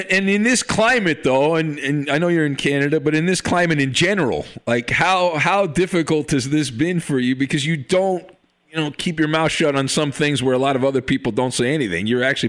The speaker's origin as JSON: {"language": "English", "town": "Irvine", "region": "California", "country": "United States", "tie": "born or raised there", "said": "I grew up in Irvine"}